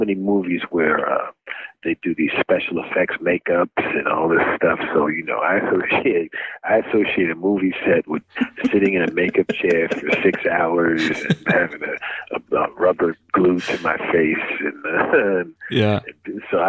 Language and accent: English; New York City, New York, United States; I'm from Brooklyn